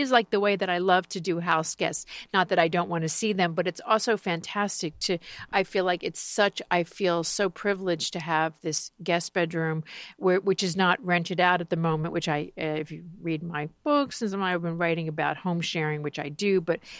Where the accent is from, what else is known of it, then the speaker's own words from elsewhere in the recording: Miami Beach, Florida, United States; my hometown of Miami Beach